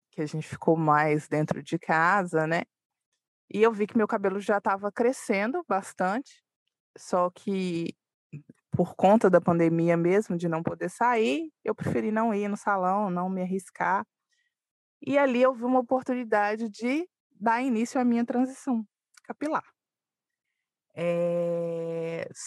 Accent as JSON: {"language": "Portuguese", "town": "Belo Horizonte", "region": "Minas Gerais", "country": "Brazil", "said": "sou de Belo Horizonte, moro em um bairro, uma, um, um dos bairros mais antigos, né, de Belo Horizonte, que chama Concórdia."}